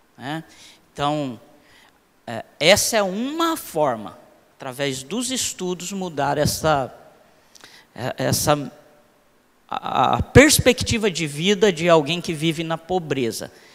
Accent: Londrina, Paraná, Brazil; Eu sou do Cincão, moro lá desde os, do, dos, desde os três anos de idade. Então, 39 anos ali no, no Cincão.

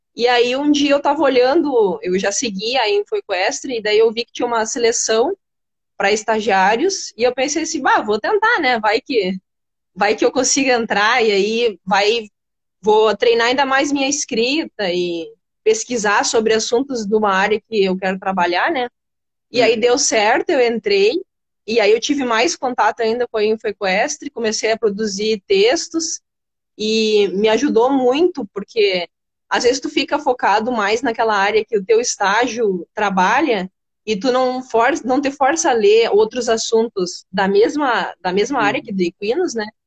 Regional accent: Rio Grande do Sul, Brazil; eu nasci aqui no Rio Grande do Sul mesmo

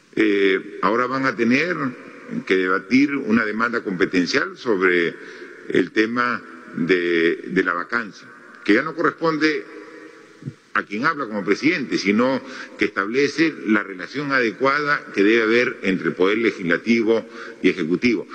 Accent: Moquegua, Peru; yo soy de Moquegua

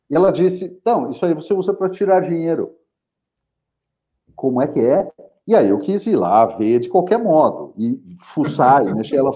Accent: São José dos Campos, São Paulo, Brazil; eu nasci em São José dos Campos.

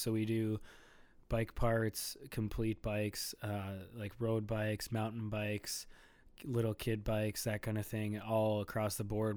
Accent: Bloomington, Minnesota, United States; also born or lived in Edina, Minnesota / Richfield, Minnesota; I was born in Edina, Minnesota, and then I grew up in Bloomington, and now I currently live in Richfield, Minnesota

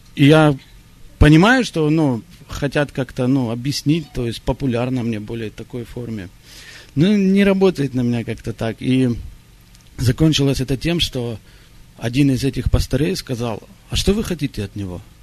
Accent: Israel; moved away; я сам э, из Израиля, я вырос в Израиле

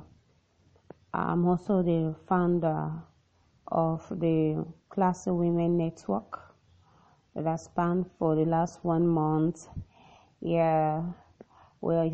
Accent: the South region, southern Nigeria, Nigeria; I'm from Nigeria, I hail from the South region

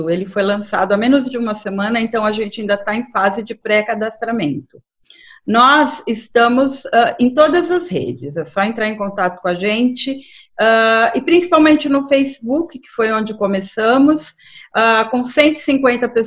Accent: Fortaleza, Ceará, Brazil; principalmente falando para uma web rádio é, aí de Fortaleza, que é a minha terra

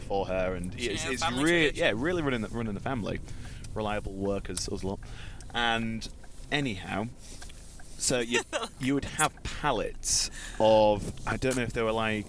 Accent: Beverley, Yorkshire and the Humber, United Kingdom; I'm from Beverley originally, like just outside of Hull

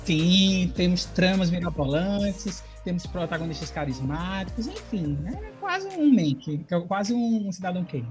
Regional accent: Brazil; principalmente sendo brasileiro

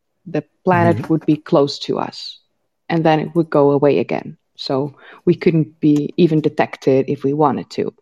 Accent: Netherlands; I live in the Netherlands. I've grown up here.

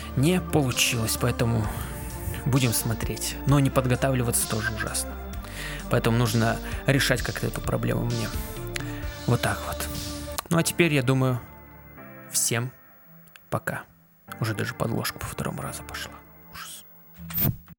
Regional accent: Kazakhstan; казахский для меня он привычный, потому что я из Казахстана. Вот я его учил там

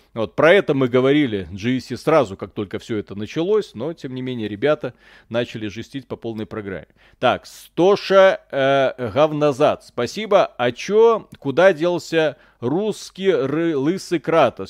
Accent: Belarus; я родился в Беларуси

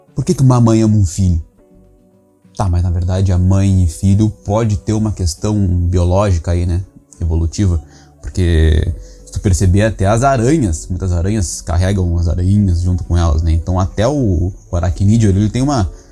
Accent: Rio Grande, Rio Grande do Sul, Brazil; also born or lived in Aveiro, Portugal; now in Trás-os-Montes, Portugal; eu sou de uma região do Brasil, do Rio Grande do Sul, bem lá embaixo, cidade do Rio Grande, perto do Chuí, perto de Pelotas

